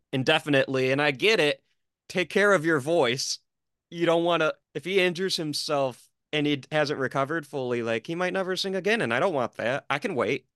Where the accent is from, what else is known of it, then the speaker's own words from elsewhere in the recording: Detroit, Michigan, United States; I'm being from Detroit